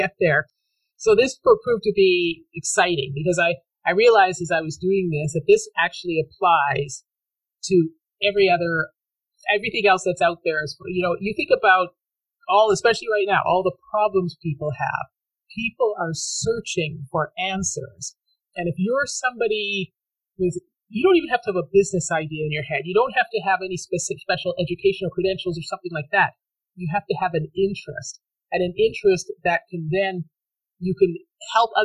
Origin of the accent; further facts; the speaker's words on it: Canada; I grew up in Canada